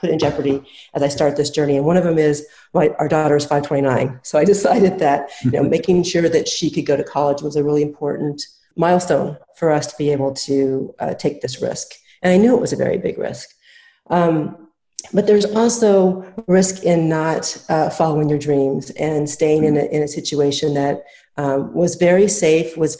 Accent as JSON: {"language": "English", "region": "Midwest", "country": "United States", "tie": "born or raised there", "said": "I grew up in the Midwest"}